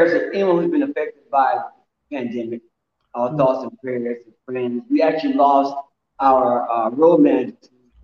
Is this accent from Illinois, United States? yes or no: no; Dublin, Georgia, United States; now in Atlanta, United States; from Dublin, Georgia